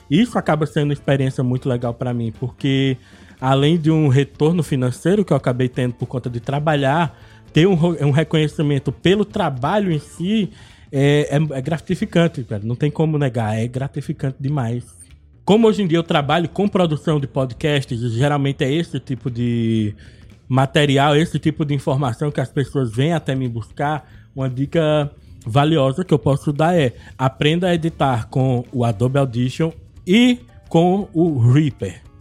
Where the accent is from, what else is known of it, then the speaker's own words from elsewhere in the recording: Arcoverde, Pernambuco, Brazil; also born or lived in Olinda; now in Moreno, Brazil; Eu sou nascido em Olinda, mas eu cresci até os meus 16 anos em Arco Verde, uma cidade do interior do Pernambuco, quando em 2002 me mudei novamente para Olinda, onde eu vivi até dois anos atrás.